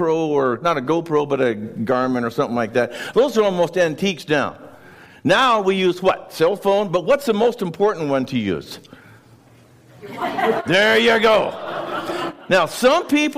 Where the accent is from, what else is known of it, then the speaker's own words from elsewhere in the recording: Wenatchee, Washington, United States; now in Chelan, United States; I grew up in Wenatchee